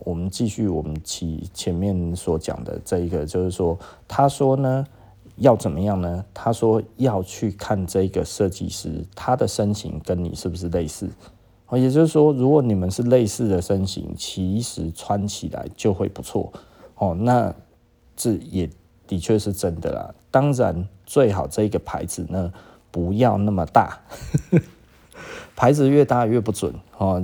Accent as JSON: {"language": "Chinese", "country": "Taiwan", "said": "我们台湾人实际上跟多数来讲的话吼"}